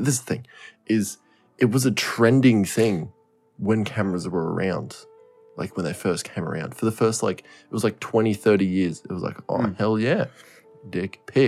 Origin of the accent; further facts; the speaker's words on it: Australia; I'm an Australian